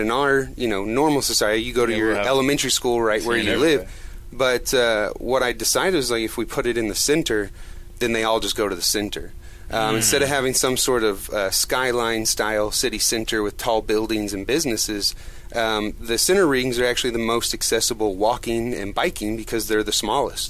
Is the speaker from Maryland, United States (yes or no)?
no; Edmond, Oklahoma, United States; where we grew up in Edmond